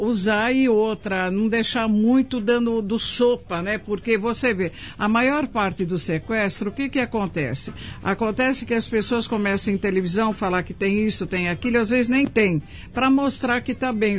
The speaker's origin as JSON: {"language": "Portuguese", "region": "São Paulo", "country": "Brazil", "tie": "born or raised there", "said": "nasci, fui criada aqui no Paraíso"}